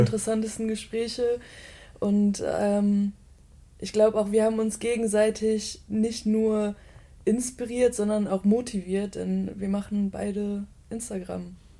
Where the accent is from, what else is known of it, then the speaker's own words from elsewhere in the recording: Bottrop, North Rhine-Westphalia, Germany; moved away as an adult; also born or lived in Aachen; now in Cologne, Germany; ich bin im Ruhrgebiet groß geworden, in, in einem kleinen Kaff, das nennt sich Bottrop